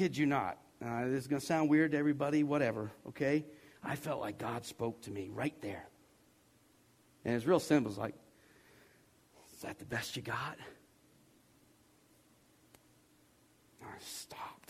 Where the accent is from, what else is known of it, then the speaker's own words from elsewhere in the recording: the South, United States; I'm from the South, and I was 21 years old